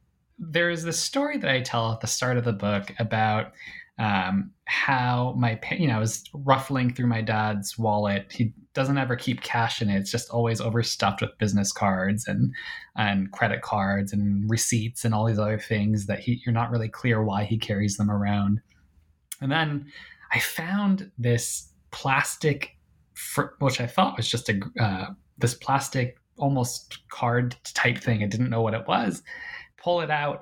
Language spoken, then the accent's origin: English; Milwaukee, Wisconsin, United States; I grew up in Milwaukee, Wisconsin